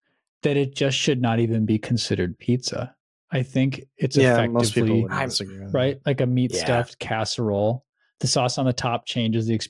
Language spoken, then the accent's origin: English; East Coast, United States; I'm also from the East Coast